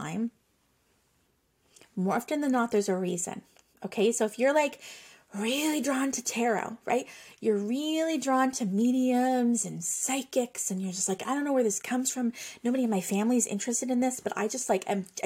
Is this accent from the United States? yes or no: no; Nova Scotia, Canada; I am from Nova Scotia, Canada